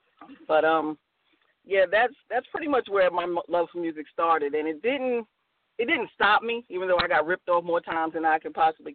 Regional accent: New Rochelle, New York, United States; moved away as an adult; now in North Carolina, United States; Yeah, I'm a native New Yorker, born and raised in New Rochelle, New York. I'm a North Carolinian transplant. I've been here about 10 years.

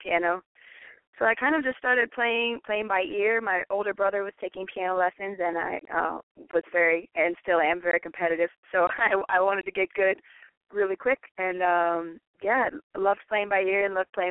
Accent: Washington, District of Columbia, United States; now in Los Angeles, United States; my hometown of Washington, D.C.

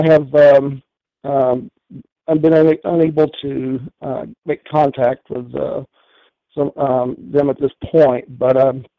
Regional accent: Texas, United States; also born or lived in Colorado; now in Denver, United States; I am from Texas originally

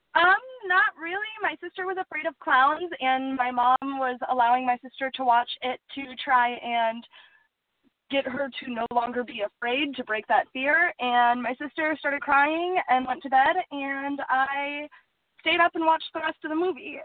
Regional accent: Superior, Wisconsin, United States; also born or lived in Duluth, Minnesota; Originally, I was born in Duluth, Minnesota, and raised in Superior, Wisconsin

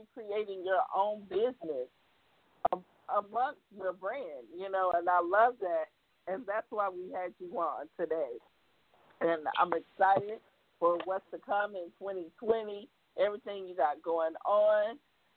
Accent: South Carolina, United States; moved away as an adult; now in California, United States; I'm from South Carolina, and I built everything that I have right now from the Carolinas

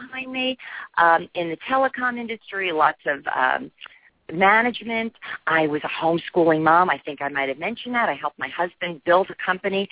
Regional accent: New Jersey, United States; moved away; also born or lived in Boston; I'm from New Jersey.

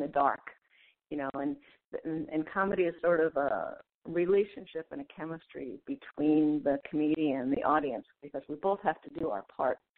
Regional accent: New York, United States; moved away as an adult; also born or lived in Vermont; now in San Francisco, United States; I grew up in New York, and when I was 20, I was taking time off from college

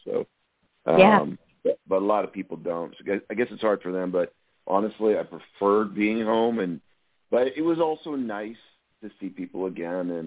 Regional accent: Windsor, Ontario, Canada; moved away; I'm from Southern Ontario, Windsor, which is right across from Detroit

